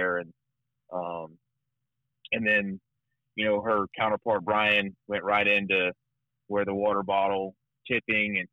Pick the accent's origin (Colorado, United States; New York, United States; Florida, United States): Florida, United States; Arcadia; now in Sarasota, United States; I'm originally from Arcadia, Florida